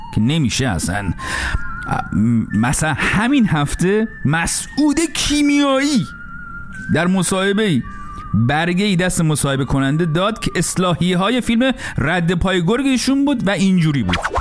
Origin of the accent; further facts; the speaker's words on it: Iran; moved away as an adult; من سالها پیش که از ایران بیرون می اومدم